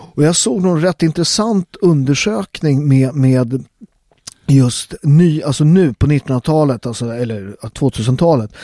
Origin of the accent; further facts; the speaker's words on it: Sweden; Jag är ju född och uppväxt i Sverige